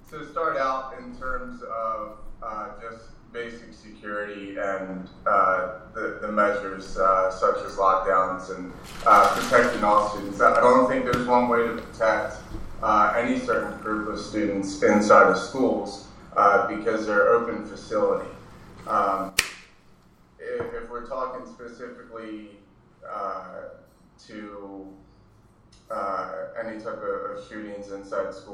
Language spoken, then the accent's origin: English; Maryland, United States; moved away as an adult; now in Southern California, United States; because I'm from Maryland